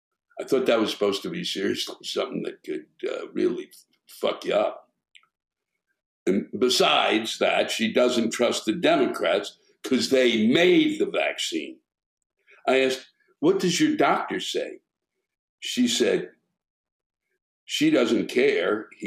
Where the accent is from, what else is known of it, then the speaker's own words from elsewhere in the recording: Germany; My complaint is about the stupid, ignorant, and spoiled people in my home country, Germany, especially during COVID.